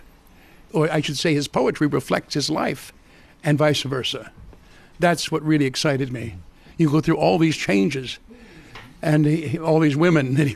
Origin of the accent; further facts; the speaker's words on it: United States; being an American